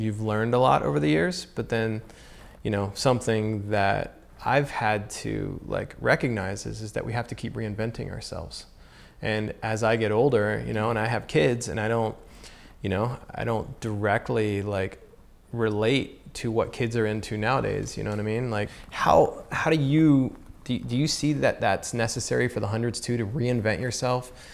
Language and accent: English; Southern United States, United States; I grew up in the Southern United States